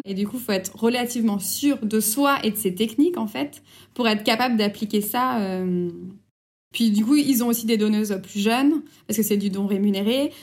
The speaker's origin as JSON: {"language": "French", "country": "France", "said": "chez nous en France"}